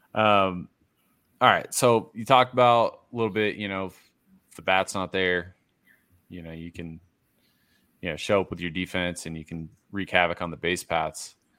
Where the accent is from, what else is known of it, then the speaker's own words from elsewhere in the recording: Massachusetts, United States; I'm from Massachusetts. I grew up a Red Sox fan